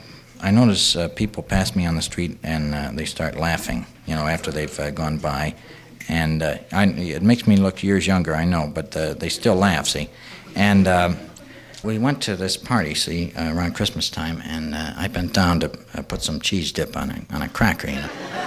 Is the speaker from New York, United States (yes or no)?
no; Iowa, United States; See, but, see, we're from Iowa, and we really don't get that many hurricanes, you know.